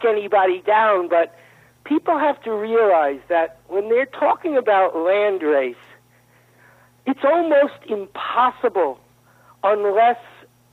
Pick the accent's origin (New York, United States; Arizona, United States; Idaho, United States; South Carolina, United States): New York, United States; moved away; I'm from New York originally, and that's why you hear me talking fast